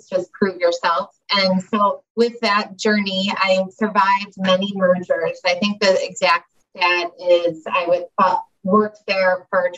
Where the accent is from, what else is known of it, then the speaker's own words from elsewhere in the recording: Chicago, Illinois, United States; based in Chicago, actually, which you can probably tell from my accent I'm from